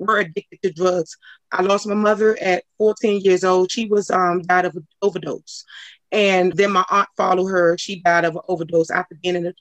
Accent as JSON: {"language": "English", "town": "Washington", "region": "District of Columbia", "country": "United States", "tie": "born or raised there", "said": "I grew up in Adams Morgan area in D.C."}